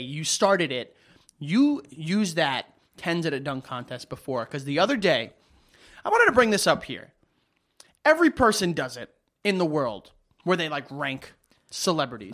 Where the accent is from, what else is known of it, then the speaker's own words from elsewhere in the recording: New York, United States; I'm a New Yorker.